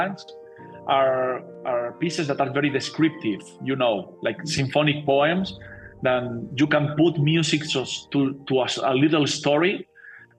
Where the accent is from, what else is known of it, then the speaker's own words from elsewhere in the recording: Alicante, Valencian Community, Spain; English is a second language; also born or lived in Los Angeles; now in Madrid, Spain; I moved here like 12 years ago because I'm originally from Alicante.